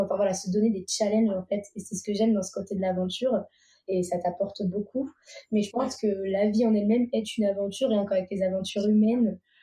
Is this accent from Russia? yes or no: no; Vendée, Pays de la Loire, France; now in Savoie, France; je viens de Vendée à la base. Et là, actuellement, je vis en Savoie